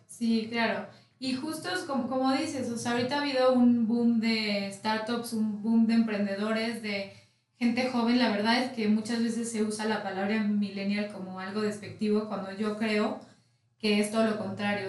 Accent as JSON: {"language": "Spanish", "country": "Mexico", "tie": "born or raised there", "said": "soy mexicana de nacimiento, de corazón y fan de, de nuestro país"}